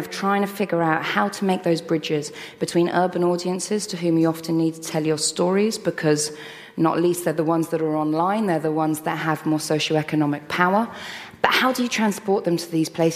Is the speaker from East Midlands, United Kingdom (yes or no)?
no; London, United Kingdom; I grew up in London.